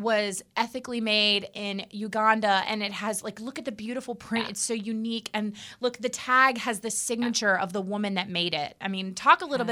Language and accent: English; United States; I'm American. I'm a red blooded American.